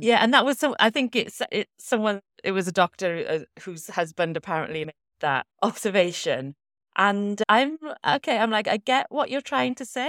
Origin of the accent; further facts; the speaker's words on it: Welsh, Wales, United Kingdom; a Welsh values girl myself